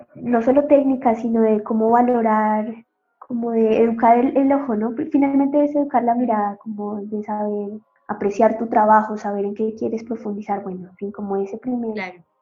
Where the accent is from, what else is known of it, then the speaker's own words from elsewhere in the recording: Bogotá, Colombia; moved away as an adult; also born or lived in Chile; Soy colombiana primero, importantísimo decirlo, de Bogotá. En Bogotá estudié